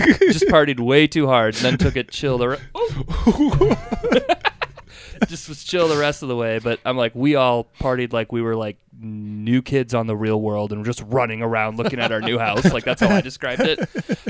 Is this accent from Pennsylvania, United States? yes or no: no; Minnesota, United States; I'm from Minnesota.